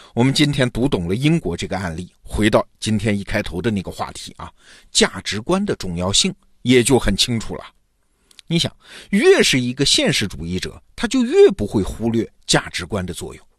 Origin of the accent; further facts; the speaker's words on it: China; 我们中国人